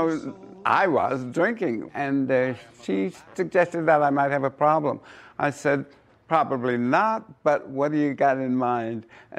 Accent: San Francisco, California, United States; I come from San Francisco.

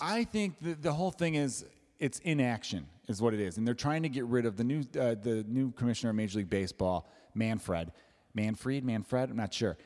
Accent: Chicago, Illinois, United States; I'm from Chicago

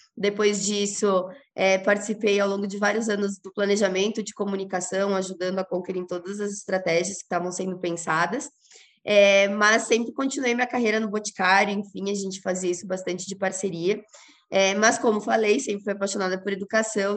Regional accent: Rio Grande do Sul, Brazil; moved away; Sou gaúcha, mas já faz um tempo que não moro no Rio Grande do Sul

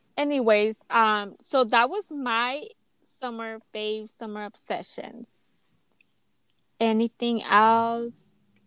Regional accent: United States; i grew up always supporting my home my home country the us

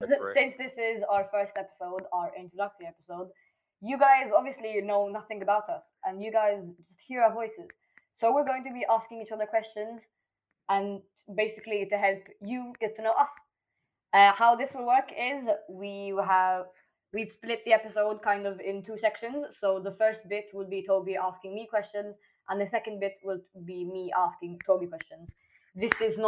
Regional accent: Malta; also born or lived in Falmouth; I do not have a specific accent because I'm Maltese.

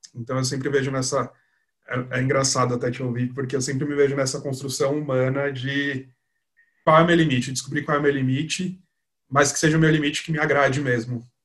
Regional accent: São Paulo, Brazil; sou daqui de São Paulo, sou publicitário.

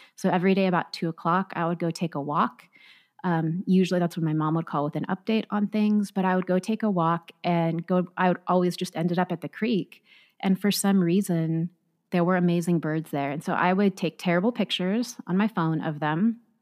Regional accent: Orange County, Southern California, United States; also born or lived in Nevada; I grew up in Southern California in Orange County

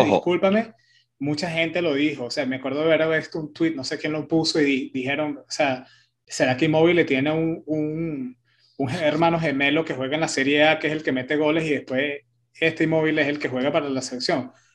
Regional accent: Italy; soy italiano

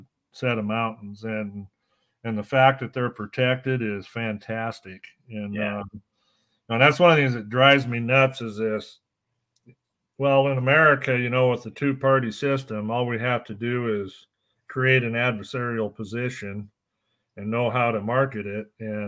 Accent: California, United States; now in Oregon, United States; I think I might say I was from California before I'd say I was from Oregon right now

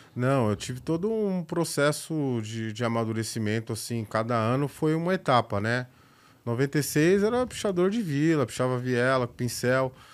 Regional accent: Itapevi, São Paulo, Brazil; also born or lived in Barueri; eu nasci na, no centro, mas cresci na periferia da Zona Oeste de São Paulo

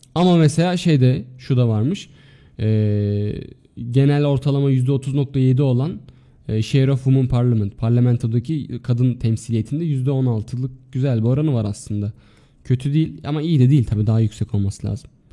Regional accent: Adana, Turkey

